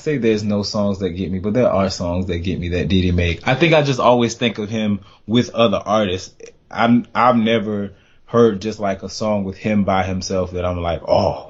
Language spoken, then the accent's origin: English; Florida, United States; now in DMV area, United States; I'm from Florida